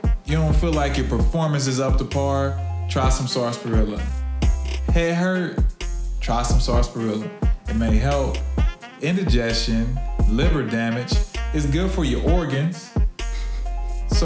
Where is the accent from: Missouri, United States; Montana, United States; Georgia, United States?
Missouri, United States; Kansas City; I'm from Kansas City. So off 32nd in Indiana in the 30s, not too far from where I grew up